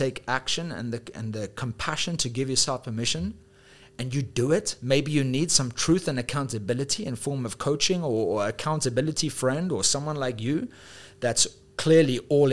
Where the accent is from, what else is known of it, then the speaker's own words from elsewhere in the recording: South Africa; also born or lived in United Kingdom / Dubai; now in Thailand; I'm also from South Africa